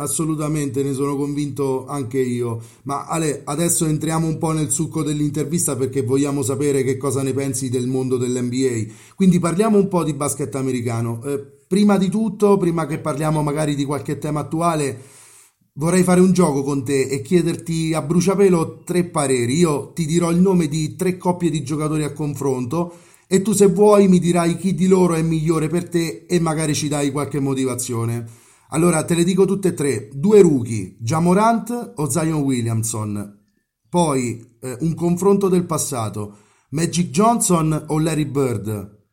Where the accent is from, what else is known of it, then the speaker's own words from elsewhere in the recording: Rieti, Lazio, Italy; sono di Rieti